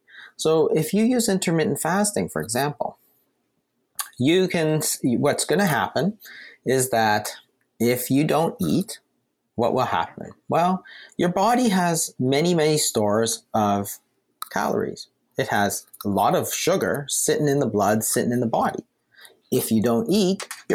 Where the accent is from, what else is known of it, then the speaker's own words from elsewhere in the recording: Canada; We're Canadian.